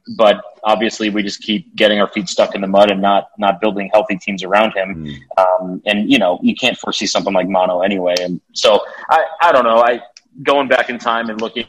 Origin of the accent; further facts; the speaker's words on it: Bristol, Connecticut, United States; moved away as an adult; also born or lived in Richmond / New Haven, Connecticut; I grew up in Bristol, which is central Connecticut